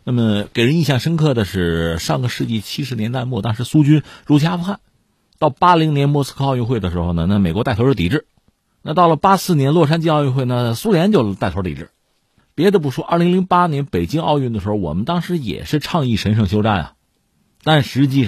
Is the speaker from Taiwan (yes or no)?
no; Hebei, China; 我们是河北人啊，